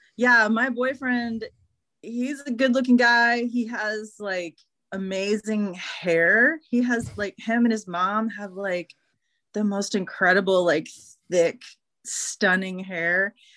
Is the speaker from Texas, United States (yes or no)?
yes; Houston, Texas, United States; when I was growing up in Houston.